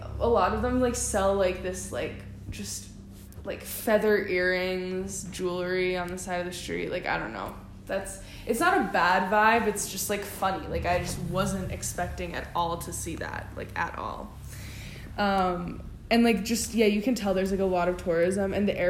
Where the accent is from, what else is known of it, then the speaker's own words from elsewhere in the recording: Texas, United States; Like, we're from Texas.